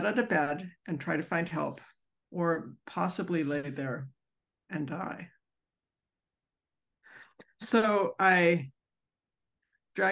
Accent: Centreville, Virginia, United States; I'm from Centerville, Virginia

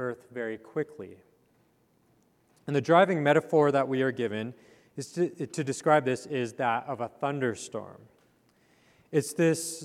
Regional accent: Calgary, Alberta, Canada; moved away; I grew up in Canada in the foothills of the Rocky Mountains

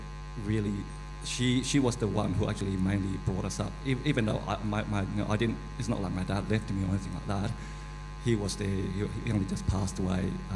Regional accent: Malaysia; I was born in Malaysia.

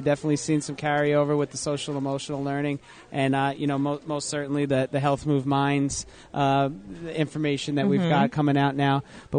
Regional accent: New Jersey, United States; But we all live here, right? We're from New Jersey.

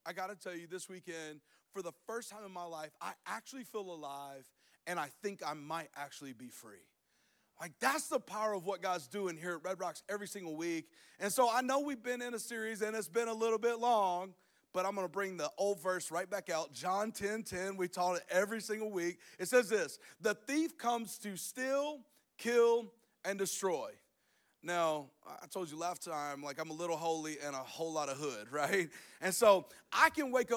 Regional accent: Alabama, United States; I'm from Alabama

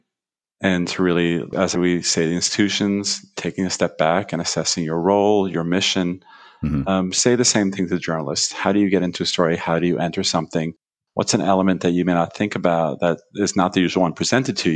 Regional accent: New York, United States; I grew up in New York

